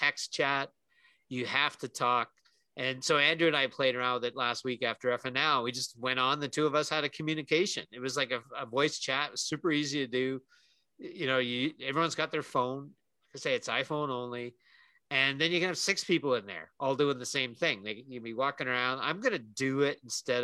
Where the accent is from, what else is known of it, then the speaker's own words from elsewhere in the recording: Canada; We're both Canadian